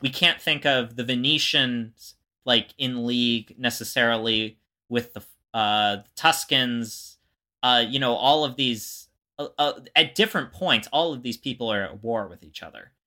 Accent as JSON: {"language": "English", "region": "Florida", "country": "United States", "tie": "born or raised there", "said": "growing up in Florida"}